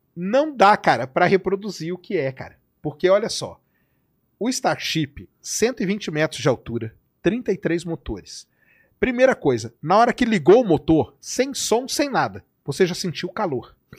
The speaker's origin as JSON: {"language": "Portuguese", "country": "Brazil", "said": "eu sou brasileiro"}